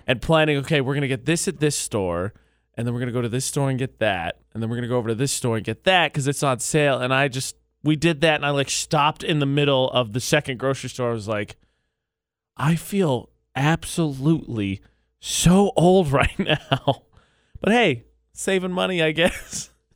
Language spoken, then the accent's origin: English; Indiana, United States; now in Utah, United States; my home state of Indiana